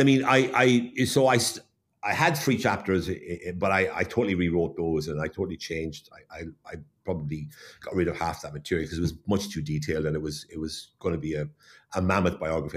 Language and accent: English; Waterford, Munster, Ireland; moved away; I was born and brought up in Waterford, so I understand the Waterford background.